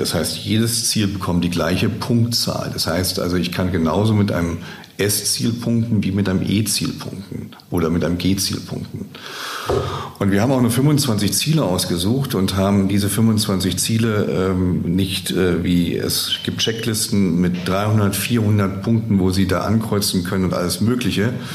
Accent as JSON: {"language": "German", "country": "Germany", "said": "bei uns in Deutschland"}